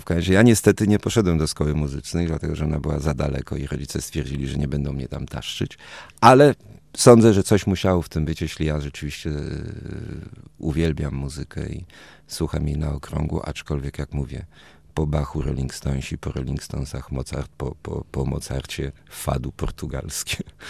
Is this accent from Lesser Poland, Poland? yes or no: no; Warsaw, Masovian Voivodeship, Poland; also born or lived in Toulouse, France; czyli Praga, tam gdzie ja rzeczywiście to dzieciństwo spędziłem